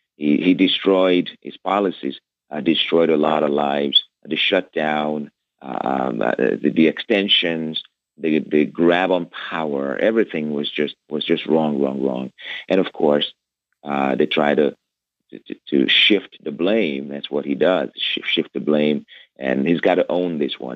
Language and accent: English; Lagos, Nigeria; moved away as an adult; now in United States; I was born in Lagos, Nigeria, uh, and I grew up under a dictatorship